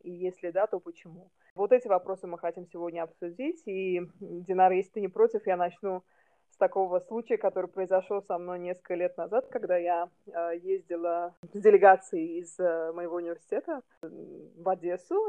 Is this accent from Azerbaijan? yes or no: yes; Baku, Azerbaijan; first language Russian; now in Istanbul, Turkey; Я тоже из Баку, но живу сейчас в Стамбуле